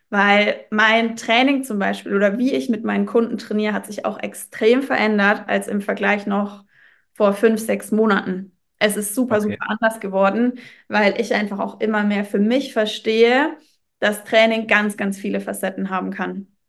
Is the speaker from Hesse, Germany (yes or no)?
no; Würzburg, Bavaria, Germany; ich komme aus Würzburg